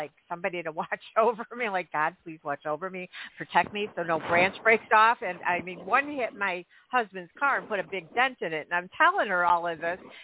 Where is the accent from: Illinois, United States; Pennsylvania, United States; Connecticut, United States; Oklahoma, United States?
Illinois, United States; Chicago; growing up in Chicago, you got to be tough. You know, we get some really bad weather here